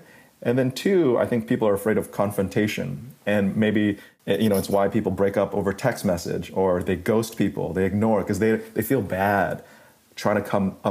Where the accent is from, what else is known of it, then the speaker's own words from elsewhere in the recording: Malaysia; moved away; also born or lived in New York City; growing up in Malaysia as a middle school student